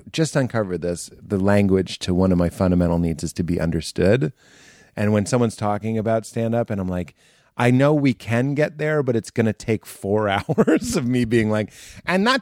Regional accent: Lexington, Massachusetts, United States; moved away; also born or lived in Chicago / New York / Los Angeles; I'm from Boston, but I usually say I'm actually from Lexington

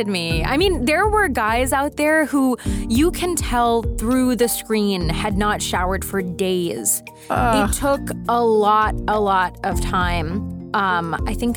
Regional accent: United States; also born or lived in North Carolina / East Coast; now in California, United States; I grew up American on McDonald's Happy Meals

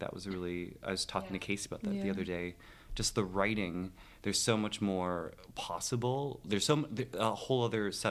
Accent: Toronto area, Ontario, Canada; moved away as an adult; now in New York, United States; I hail from Canada. So I'm up north, sort of in the Toronto area

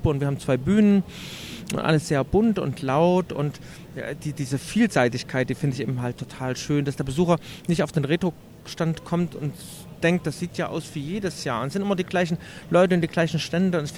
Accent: Leipzig, Saxony, Germany; als Leipziger für die lange Nacht der Computerspiele in Leipzig

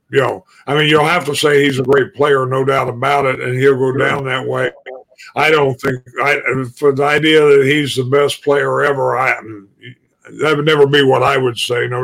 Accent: Illinois, United States; growing up in Illinois, and of course now here in the Midwest.

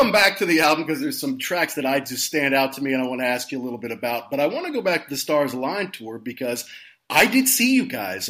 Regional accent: Louisville, Kentucky, United States; I'm from Louisville, Kentucky, which is maybe an hour and a half away.

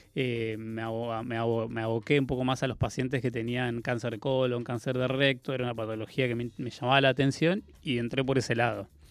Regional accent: Comodoro Rivadavia, Chubut, Argentina; moved away as an adult; also born or lived in Córdoba; nací en la Patagonia, en Comodoro Rivadavia, en Chubut

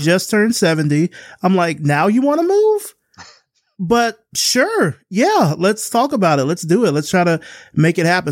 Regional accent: Selma, Alabama, United States; moved away as an adult; now in Atlanta, United States; We're from Selma, Alabama. And, you know, I grew up there. moved out when I was eighteen. I've been here in Atlanta ever since.

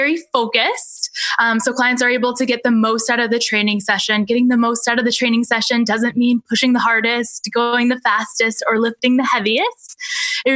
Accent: Rangeley, Maine, United States; I grew up in Rangeley, Maine, which is a really tiny town in the western part of our state

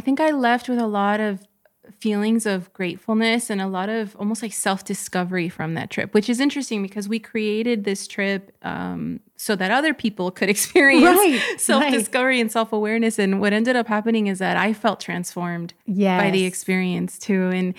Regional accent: United States; But for mainstream society, for us growing up in the United States, there was still this clear division.

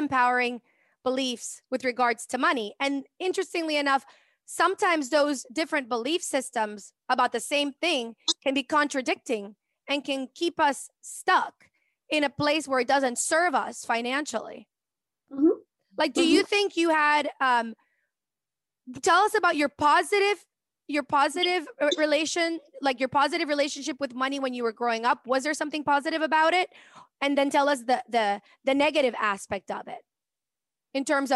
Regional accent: Venezuela; In Venezuela, we say, ese tipo está pelando, estamos pelando

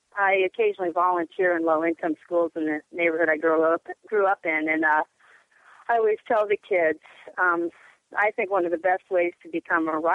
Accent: Portland, Oregon, United States; Growing up in Portland in the 80s

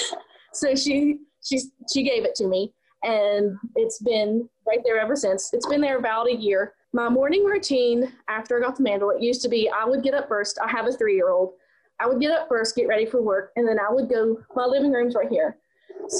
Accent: West Virginia, United States; also born or lived in Pennsylvania; I'm actually originally from West Virginia

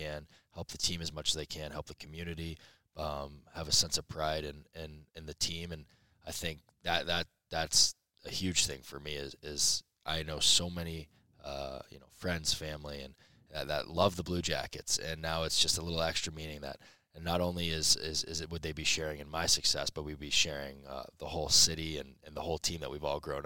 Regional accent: Columbus, Ohio, United States; born or raised there; moved away; also born or lived in Boston

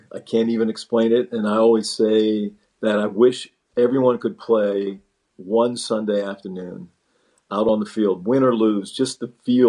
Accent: Monongahela, Pennsylvania, United States; I grew up in Pittsburgh, or outside of Pittsburgh, mm-hmm. in a little town called Monongahela. So I was a Steeler fan growing up.

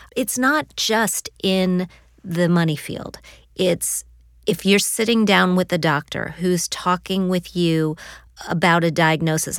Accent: Midwest, United States; I grew up in the Midwest

